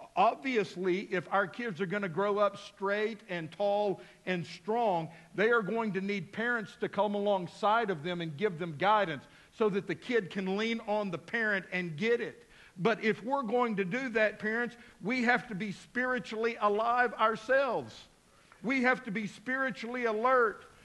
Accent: Midland, Texas, United States; also born or lived in Abilene, Texas; now in Fort Smith, United States; I was a little boy growing up in Midland, Texas

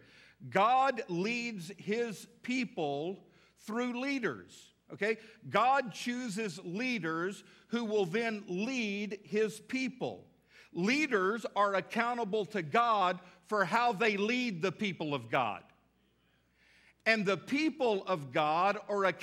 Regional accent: the South, United States; We're from the South

